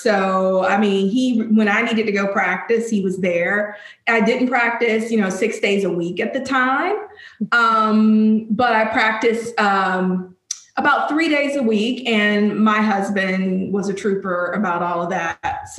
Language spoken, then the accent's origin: English; Alabama, United States; now in Charlotte, United States; I'm from Alabama.